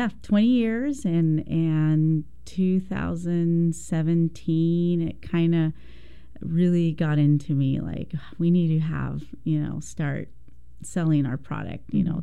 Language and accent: English; Texas, United States; born there; So I was born in Texas. I am the youngest of six. We were migrant workers, and we would travel all over the states.